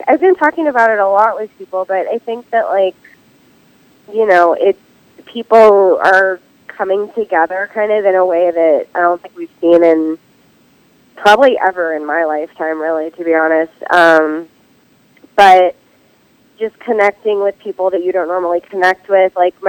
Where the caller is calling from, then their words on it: Silver Lake, California, United States; I'm in Silver Lake, California.